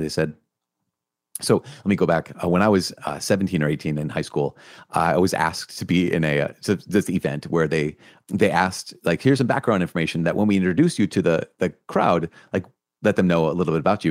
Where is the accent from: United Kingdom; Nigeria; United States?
United States; Minnesota; I'm from Minnesota